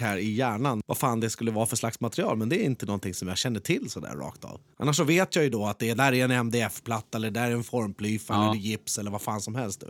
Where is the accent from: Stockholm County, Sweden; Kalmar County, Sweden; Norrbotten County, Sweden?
Stockholm County, Sweden; Skebobruk; born or raised there